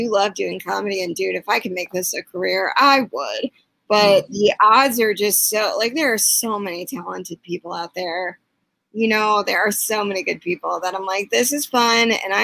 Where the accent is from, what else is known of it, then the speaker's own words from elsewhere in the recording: Chicago, Illinois, United States; I'm from the North Shore of Chicago